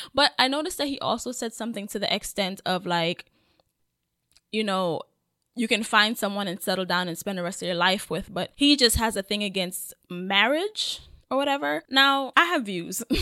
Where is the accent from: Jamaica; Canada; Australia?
Jamaica; I'm Jamaican